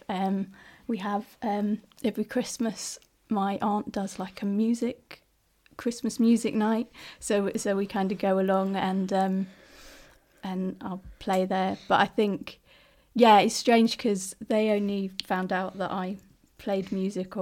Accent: London, United Kingdom; moved away as an adult; also born or lived in Sheffield / Ireland / Irish background; now in Leeds, United Kingdom; I'm from South London originally, so that's kind of where I grew up

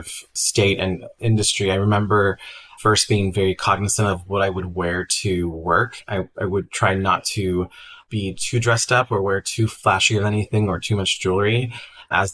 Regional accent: Tulsa, Oklahoma, United States; moved away as an adult; now in Southern California, United States; I am from Tulsa, Oklahoma, and born and raised

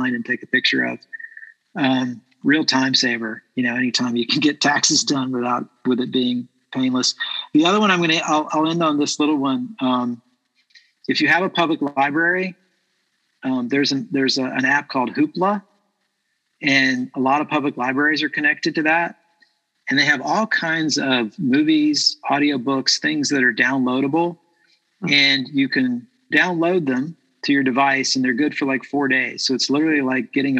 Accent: Port Salerno, Florida, United States; Little League baseball in Port Salerno, Florida. I grew up in Florida

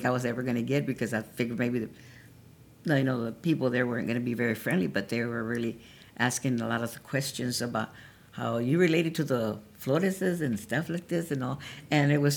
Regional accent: San Marcos, Texas, United States; also born or lived in Colorado; I was raised here in San Marcos, but I was born in Colorado, but we moved down, and I've been here ever since.

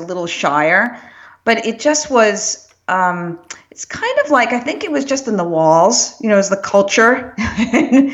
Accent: New York City, New York, United States; moved away; I was born in good old Brooklyn, New York

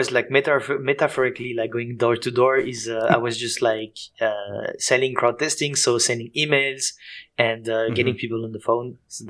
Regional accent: Switzerland; accent: Swiss and French; English is a second language; moved away as an adult; also born or lived in France; now in Berlin, Germany; I'm from Switzerland and France, as you can hear with my accent. And basically, I live in Berlin, between Berlin and Mexico.

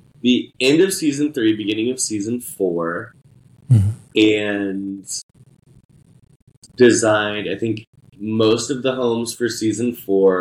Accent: Indianapolis, Indiana, United States; also born or lived in New York City; I am originally from Indianapolis, Indiana, born and raised

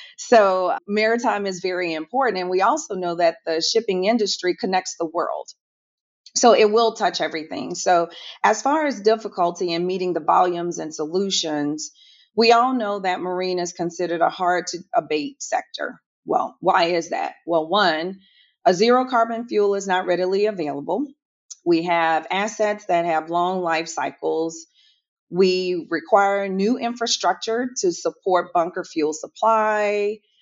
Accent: New Orleans, Louisiana, United States; now in Houston, United States; I am originally from New Orleans, Louisiana. I am based in Houston

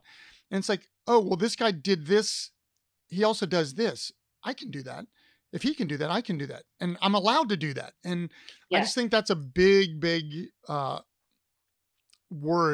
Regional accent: Ohio, United States; now in Richmond, United States; I'm originally from Ohio

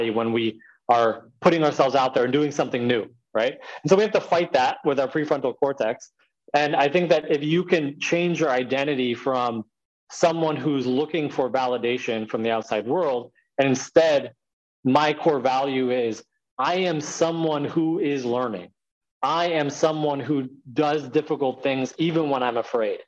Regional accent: United States; here I'm American. I speak English

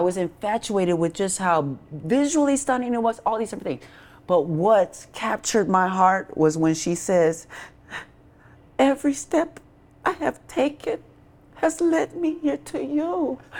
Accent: Racine, Wisconsin, United States; moved away; I'm from Racine, Wisconsin.

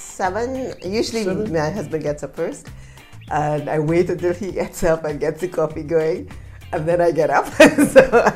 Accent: Trinidad & Tobago; moved away; also born or lived in Canada / Japan; from the Caribbean, I'm from Trinidad, and I'm Canadian as well.

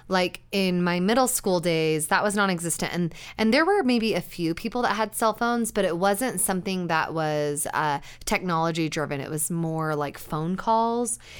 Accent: Utah, United States; growing up in Utah, and Utah County specifically

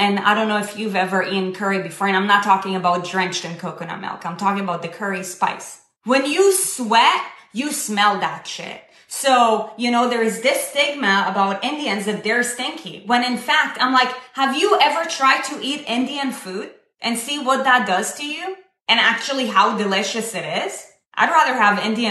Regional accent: Israel; I was born and raised in Israel. I come from the Middle East

